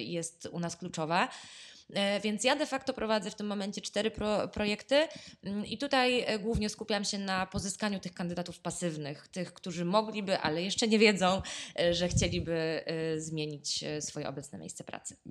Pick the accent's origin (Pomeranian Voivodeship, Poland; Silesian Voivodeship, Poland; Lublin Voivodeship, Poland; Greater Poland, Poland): Greater Poland, Poland; Poznań; jestem z Poznania